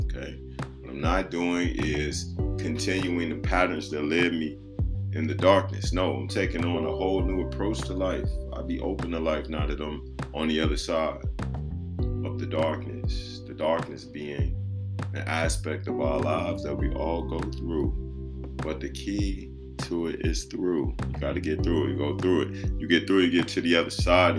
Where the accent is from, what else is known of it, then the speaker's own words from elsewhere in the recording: Chicago, Illinois, United States; I grew up in Christianity. Shout out Liberty Temple Full Gospel Church and World Outreach Ministry, 79th in Western, Chi-Town.